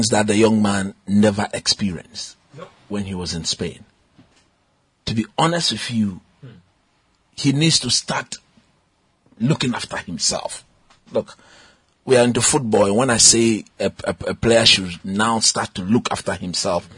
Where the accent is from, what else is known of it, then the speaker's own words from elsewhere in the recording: Ghana; as a Ghanaian